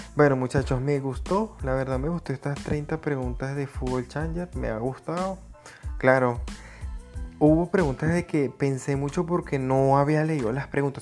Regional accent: Venezuela; soy de Venezuela

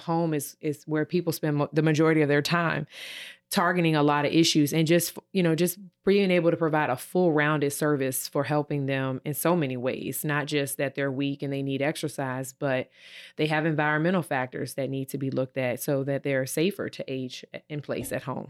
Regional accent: Virginia, United States; moved away as an adult; now in Ohio, United States; I'm from Virginia, and, uh, when I moved here to Ohio in two thousand eighteen

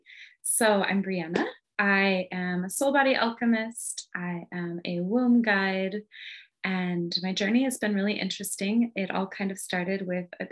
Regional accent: the middle of Michigan, United States; moved away as an adult; also born or lived in Southern California; I ended up moving from Southern California to my hometown in the middle of Michigan

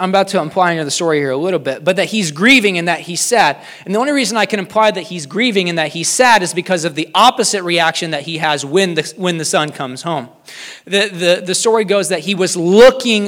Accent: King City, Missouri, United States; I grew up in King City, Missouri

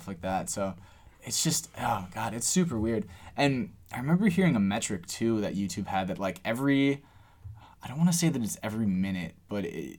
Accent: Cleveland, Ohio, United States; we're from Cleveland

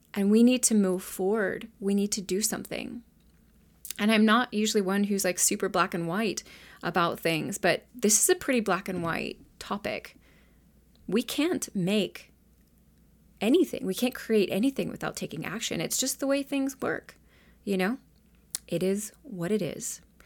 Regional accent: United States; I grew up here in the United States

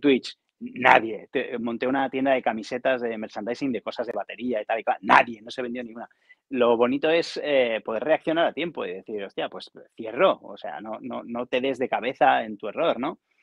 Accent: Barcelona, Catalonia, Spain; also born or lived in Zamora / Cardedeu; Yo soy de Barcelona.

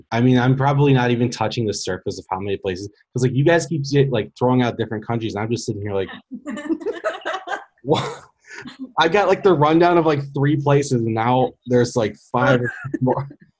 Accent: Olmsted Falls, Ohio, United States; also born or lived in Lakewood; now in North Royalton, United States; I grew up in Lakewood till I was five, moved to Olmsted Falls when I was five and lived there to about 27. I'm 28 now, and I moved to North Royalton, which is literally 20 minutes down the street

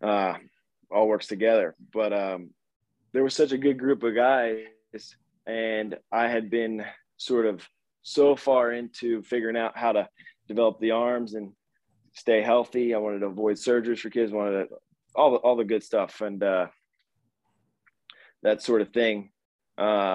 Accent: Philadelphia, Pennsylvania, United States; also born or lived in Baltimore, Maryland; I grew up being a multi-sport guy in the Philly area

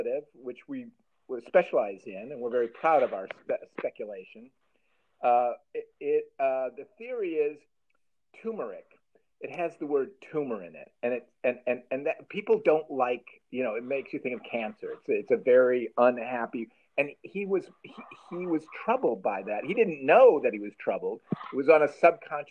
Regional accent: Chicago, Illinois, United States; So deep in our soul, we're in Chicagoland. Anyone growing up in Chicagoland when I was growing up knows of WGN

